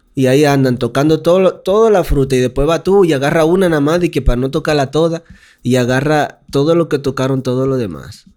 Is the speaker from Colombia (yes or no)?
no; Dominican Republic; now in Mexico